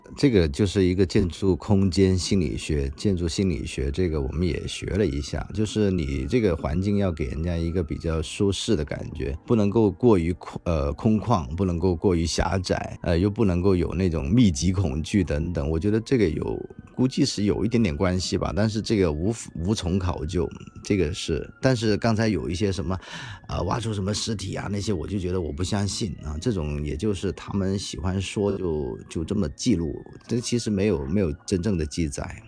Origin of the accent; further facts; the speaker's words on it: Guangdong, China; 我们本地人